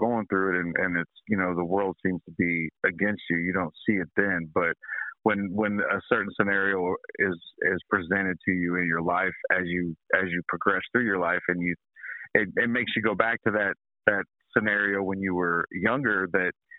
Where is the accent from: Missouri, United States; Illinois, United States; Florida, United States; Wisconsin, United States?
Missouri, United States; Sedalia; I was born and raised in Sedalia, the good old Midwestern Missouri